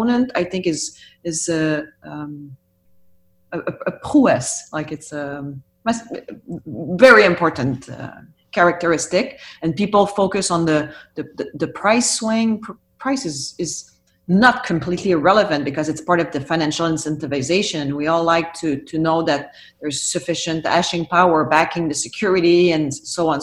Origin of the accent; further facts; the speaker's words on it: Canada; we as Canadian